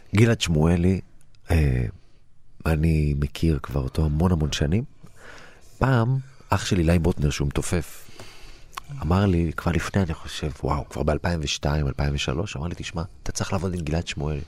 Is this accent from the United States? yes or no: no; Lod, Central District, Israel; הגעתי מלוד, ההורים שלי עלו מגיאורגיה, מכפר